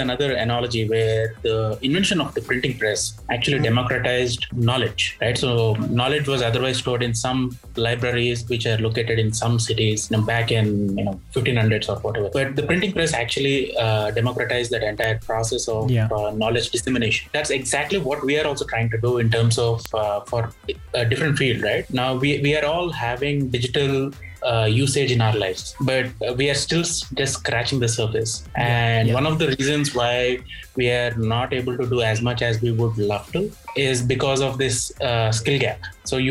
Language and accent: English; Hyderabad, Telangana, India; I'm from Hyderabad